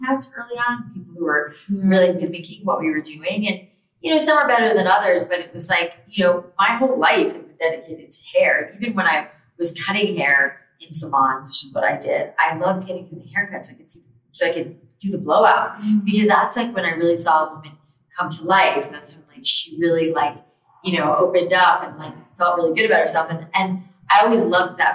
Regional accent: South Florida, United States; moved away as an adult; also born or lived in New York City; I grew up in South Florida

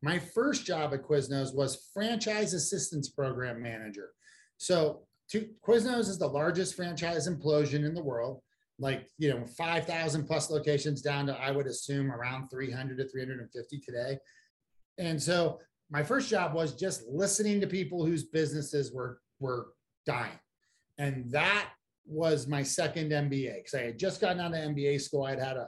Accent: Columbia, Maryland, United States; I used to work at making cheese steaks at the Columbia Mall in Columbia, Maryland, where I grew up.

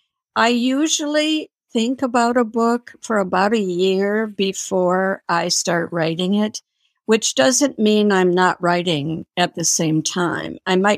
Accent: Minnesota, United States; also born or lived in New York City; I moved to New York from Minnesota and worked on the Village Voice and worked for Simon & Schuster.

